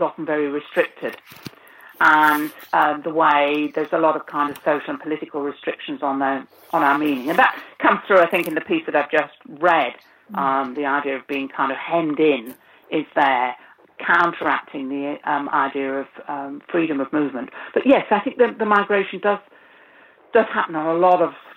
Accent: United Kingdom; moved away as an adult; also born or lived in Lithuania (grandparents); I'm a migrant myself because I was born in Britain, and I mean, I lived in Britain until 25 years ago

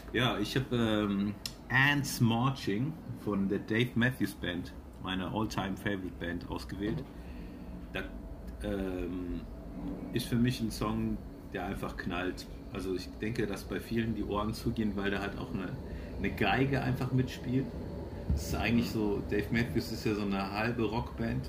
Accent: Cologne, North Rhine-Westphalia, Germany; gebürtiger Kölner

